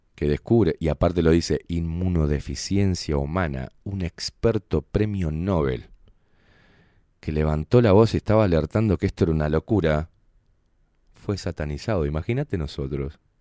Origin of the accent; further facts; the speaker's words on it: Uruguay; como buenos uruguayos